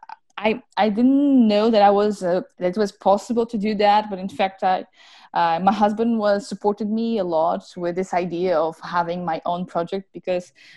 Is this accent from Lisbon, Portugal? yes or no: no; Madeira Island, Portugal; Madeira Island, of course, it's my hometown